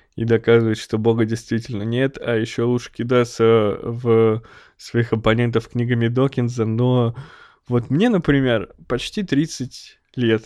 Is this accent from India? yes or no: no; Snezhinsk, Chelyabinsk Oblast, Russia; moved away; я родом из Снежинска, это маленький закрытый город под Челябинском